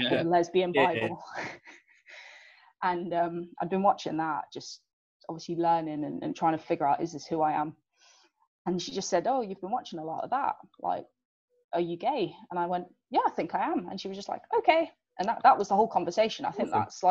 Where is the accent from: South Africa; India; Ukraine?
South Africa; now in England; I obviously didn't grow up in England, and I've not been playing rugby or sort of been part of a sports group for very long time. I did it more in uni, but growing up in South Africa